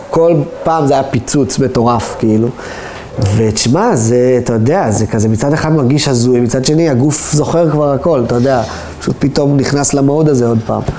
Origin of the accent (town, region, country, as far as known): Israel